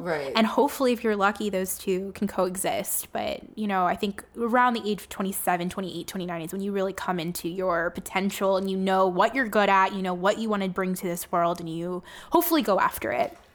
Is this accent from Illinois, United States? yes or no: no; Miami, Florida, United States; Miami, which is my hometown